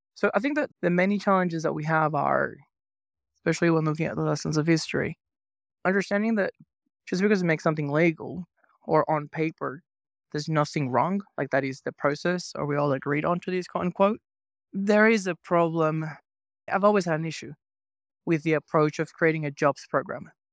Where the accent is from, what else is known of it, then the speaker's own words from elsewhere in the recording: Venezuela; moved away; I grew up in Venezuela